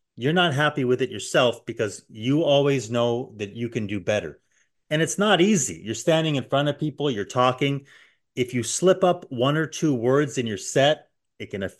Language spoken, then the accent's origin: English; Canada; as a Canadian